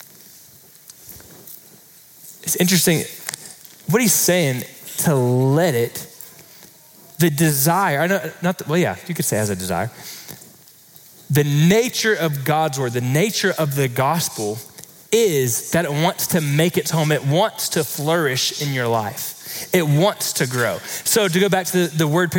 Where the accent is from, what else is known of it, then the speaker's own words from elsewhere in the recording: Florida, United States; now in Texas, United States; I grew up in Florida